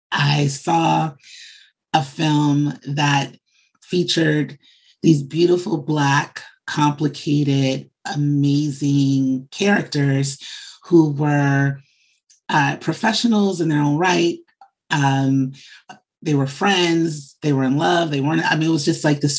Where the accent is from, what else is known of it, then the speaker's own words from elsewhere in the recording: Chicago, Illinois, United States; I'm from Chicago.